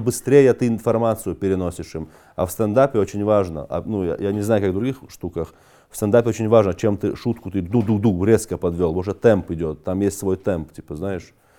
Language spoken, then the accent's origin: Russian; North Caucasus, Russia; now in Moscow, Russia; Я же кавказец